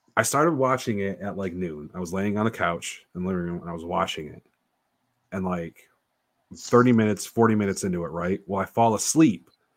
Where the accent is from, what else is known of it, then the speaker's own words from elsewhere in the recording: New York, United States; we're from New York